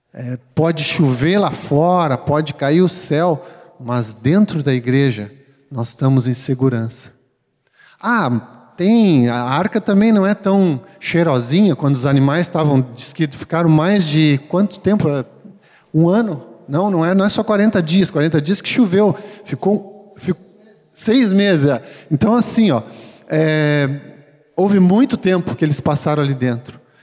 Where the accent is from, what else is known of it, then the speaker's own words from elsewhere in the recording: Gaúcho, Rio Grande do Sul, Brazil; nós que somos bem gaúchos aqui